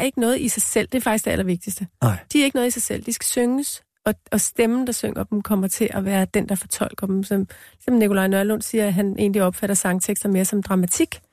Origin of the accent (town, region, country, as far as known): Denmark; born or raised there; first language Danish; moved away as an adult; also born or lived in New York, United States / Greenland; now in Copenhagen, Denmark